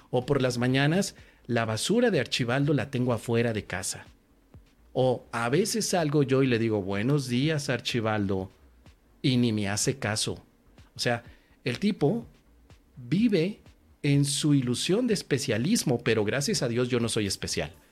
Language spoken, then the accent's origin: Spanish; Tangamandapio, Michoacán, Mexico; Hace algún tiempo fui a mi pueblo natal, que es Tangamandapio. En Tangamandapio me fui a dar una conferencia de curso de milagros.